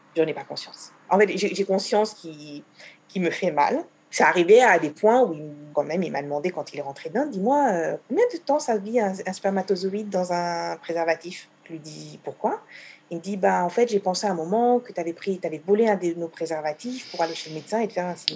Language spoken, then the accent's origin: French; France; moved away as an adult; now in Israel; J'ai quitté la France pour Israël à l'âge de 26 ans